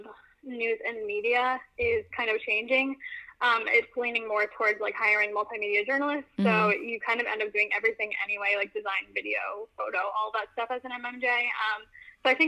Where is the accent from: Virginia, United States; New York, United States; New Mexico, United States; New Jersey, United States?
New Jersey, United States; also born or lived in Central Florida; now in Florida, United States; I live in Central Florida, but I'm originally from New Jersey, so I love the North. It's my home.